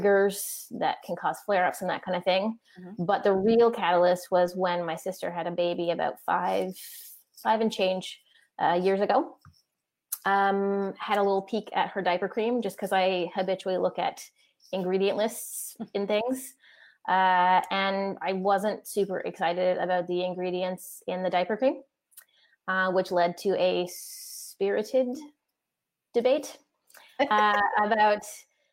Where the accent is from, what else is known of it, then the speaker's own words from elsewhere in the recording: Newfoundland and Labrador, Canada; moved away; I grew up in Newfoundland